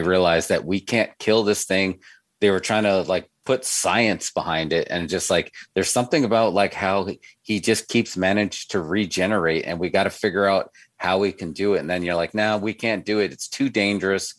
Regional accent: New York, United States; growing up in New York

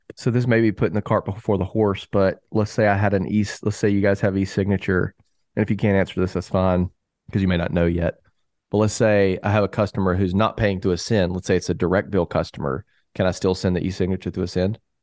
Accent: the South, United States; I'm from the South

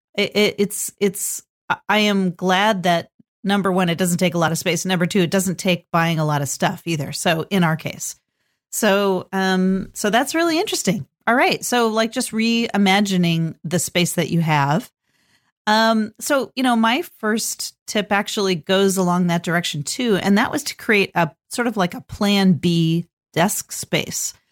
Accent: California, United States; now in Portland, United States; I grew up in California and nobody had basements

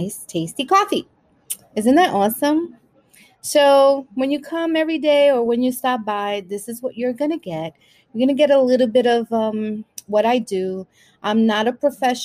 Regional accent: New York City, New York, United States; also born or lived in Brooklyn, New York City; I was born in Brooklyn, raised in Washington Heights, and now I'm living in the Bronx.

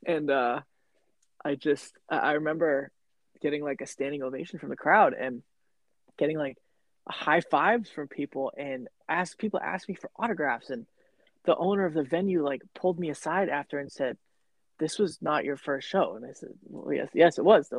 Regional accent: Upton, Massachusetts, United States; I do live here in Massachusetts. As you know, like, I grew up in Upton

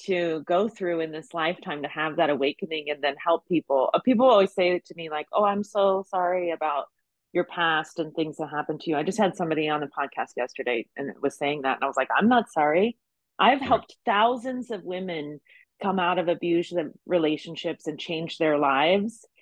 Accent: Ohio, United States; now in Las Vegas, United States; I'm from Ohio.

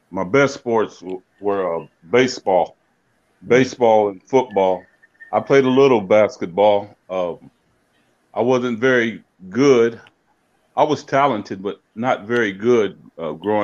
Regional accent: Terre Haute, Indiana, United States; I grew up playing in Terre Haute, Indiana

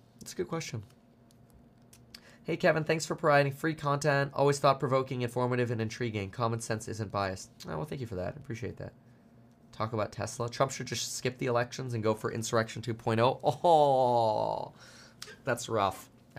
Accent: Germany; born there; Yeah, I was born in Germany.

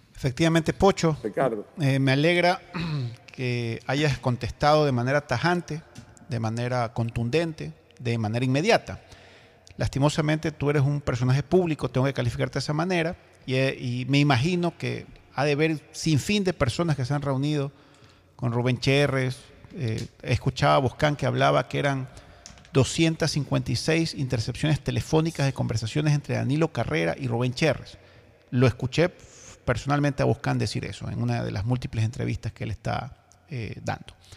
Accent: Ecuador; todos como ecuatorianos

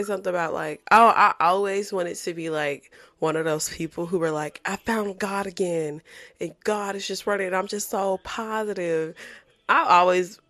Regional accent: Baton Rouge, Louisiana, United States; moved away; I'm from Baton Rouge

